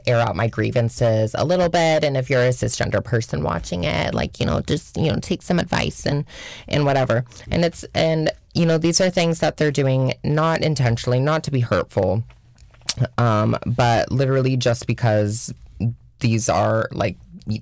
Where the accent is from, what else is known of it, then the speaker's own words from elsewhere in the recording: Washington, United States; moved away as an adult; now in New York, United States; I am from Washington State